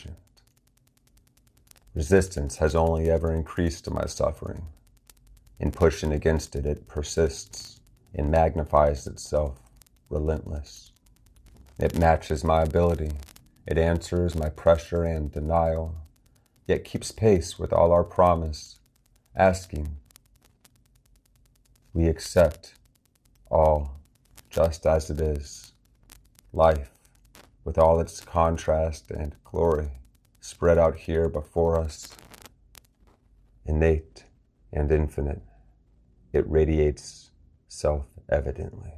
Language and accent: English; Martinsburg, West Virginia, United States; my hometown of Martinsburg, West Virginia here